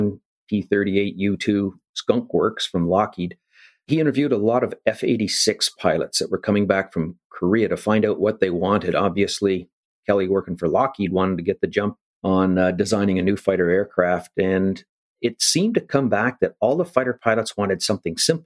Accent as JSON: {"language": "English", "town": "Ottawa", "region": "Ontario", "country": "Canada", "tie": "born or raised there", "said": "Born in Ottawa"}